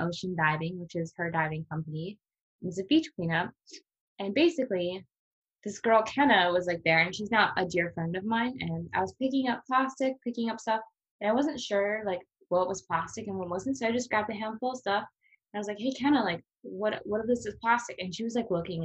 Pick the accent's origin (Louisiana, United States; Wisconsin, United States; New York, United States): Wisconsin, United States; La Crosse; moved away as an adult; now in Hawaii, United States; I am from Wisconsin, La Crosse